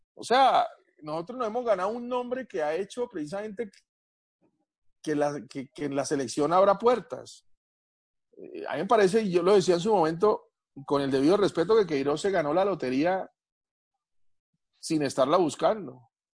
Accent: Colombia; yo soy colombiano

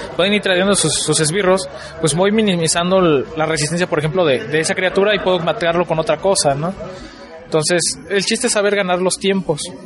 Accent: Toluca, State of Mexico, Mexico; allá donde yo vivo, yo soy de Toluca

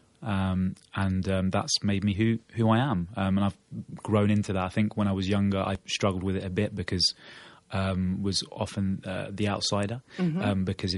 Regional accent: Norwich, East of England, United Kingdom; now in Portugal; I was born in Norwich in the UK to an Argentine mother and a British father. My mother from Buenos Aires, my father from London. An only child.

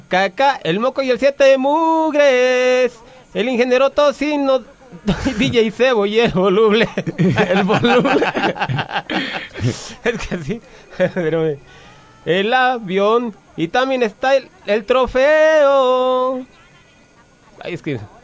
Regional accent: Santa ..., Michoacán, Mexico; mi pueblo hermoso Santa Michoacán

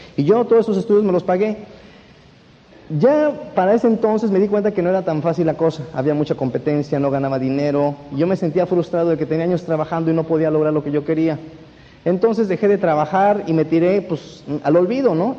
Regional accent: Mexico; moved away as an adult; now in Mexico City, Mexico; Yo no soy de la Ciudad de México, yo vivo en la Ciudad de México hace 11 años

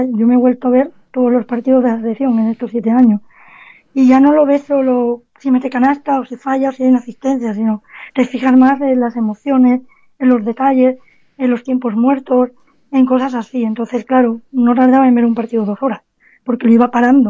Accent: Cádiz, Andalusia, Spain; nací, nací en Cádiz

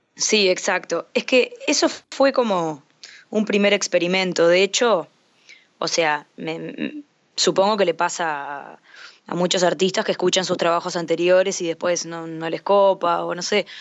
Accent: Montevideo, Uruguay; de Montevideo, Uruguay

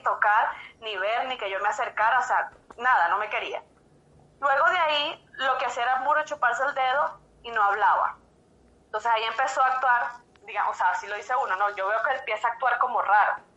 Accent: Caracas, Capital District, Venezuela; moved away as an adult; now in Quito, Ecuador; soy venezolana, yo soy de Caracas

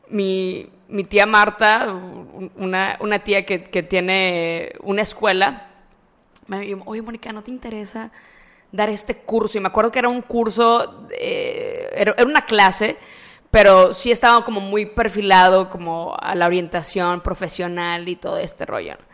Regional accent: Matamoros, Tamaulipas, Mexico; Soy originaria de Matamoros.

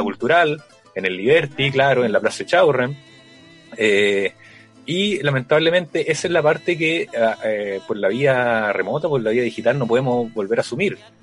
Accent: Valparaíso, Chile; yo también soy de Valparaíso

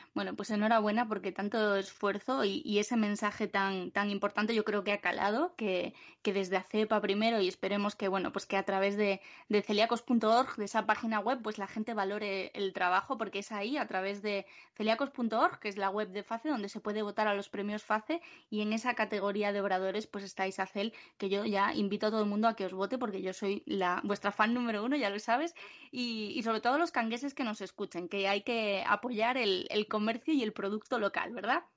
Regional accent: Cangas del Narcea, Asturias, Spain; moved away; El sitio que me vio nacer y al que tantas ganas tengo de volver

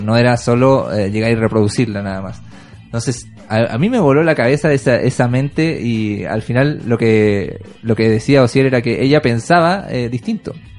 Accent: Chile; nuestro país

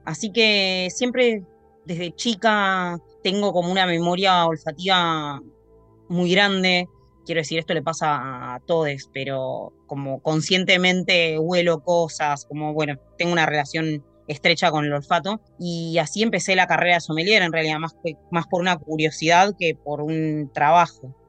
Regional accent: Tandil, Buenos Aires Province, Argentina; yo soy de Tandil, provincia de Buenos Aires

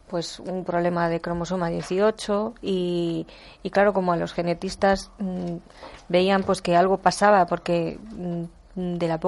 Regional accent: Guadalajara, Castilla-La Mancha, Spain; Eh, Nacho es de Guadalajara, somos de Guadalajara.

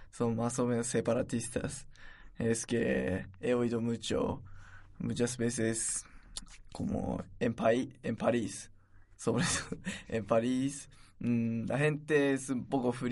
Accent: Japan; Spanish is a second language; moved away as an adult; now in Alcalá de Henares, Spain

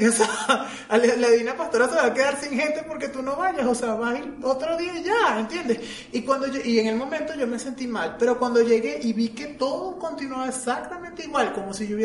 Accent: Barquisimeto, Lara, Venezuela; de donde yo soy hay una tradición... ¿De Barquisimeto.

